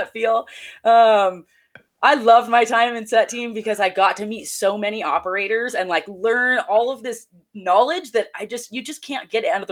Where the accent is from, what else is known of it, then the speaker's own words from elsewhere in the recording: Jackson, California, United States; moved away as an adult; also born or lived in East Wenatchee, Washington; now in Spokane, United States; my hometown in Jackson, California